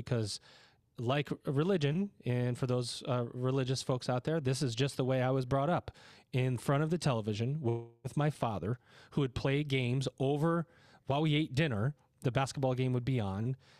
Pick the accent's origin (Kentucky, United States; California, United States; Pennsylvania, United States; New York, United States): New York, United States; Syracuse; moved away; I was born in Syracuse. I've been a basketball fan of Syracuse University. Of course, I work at Lindenwood University. I'm also a great fan of Lindenwood. But I grew up in Syracuse.